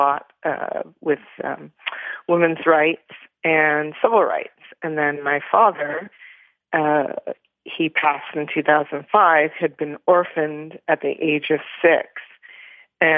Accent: Toronto, Ontario, Canada; I was born in Toronto, Canada

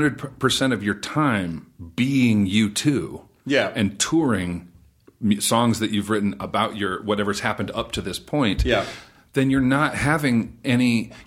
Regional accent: Sacramento, California, United States; I'm from Sacramento. I went home for a couple of days to talk to the students at my old high school.

